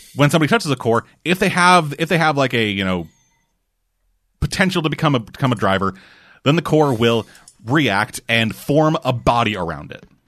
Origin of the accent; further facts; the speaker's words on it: Canada; I'm a Canadian.